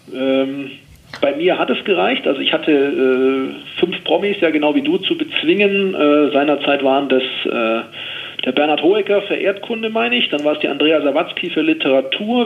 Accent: Oberstdorf, Bavaria, Germany; in Oberstdorf, eben in meiner Heimat im Allgäu

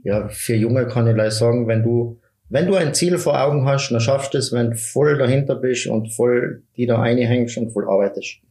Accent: Mieming, Tyrol, Austria; Mirming ist meine Heimat, ich habe meine Freunde

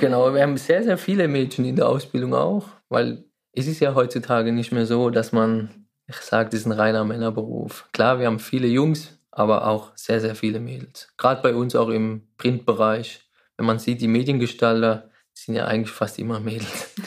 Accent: Walldorf, Baden-Württemberg, Germany; Ich komme aus Waldorf und arbeite eben beim Unternehmen Heidelberger Druckmaschinen AG

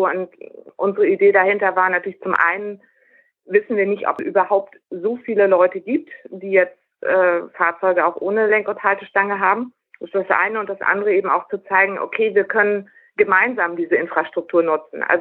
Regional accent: North Rhine-Westphalia, Germany; Also ich komme aus Nordrhein-Westfalen, da gibt es sehr viel mehr davon.

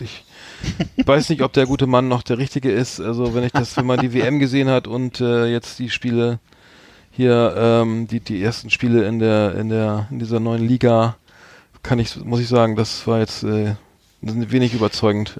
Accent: Bremen, Germany; ich als Bremer

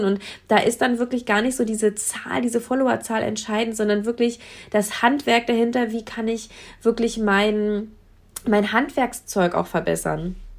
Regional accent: Brandenburg, Germany; bei uns in Brandenburg hätte man dann irgendwie Mathe-Abitur machen müssen

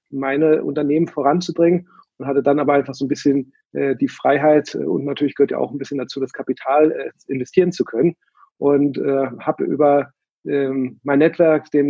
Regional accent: Berlin, Germany; also born or lived in San Francisco; Dann aus San Francisco bin ich jetzt äh, vor fünf, sechs Jahren wieder in meine Heimatstadt Berlin gelandet

